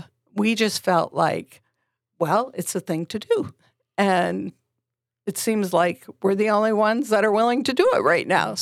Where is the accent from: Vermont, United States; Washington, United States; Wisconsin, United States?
Vermont, United States; we came from Vermont, very small New England liberal state